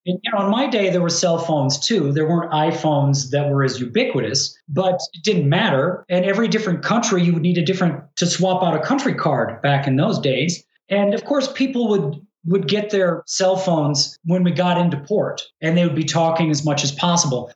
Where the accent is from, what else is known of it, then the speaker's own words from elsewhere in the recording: United States; just being American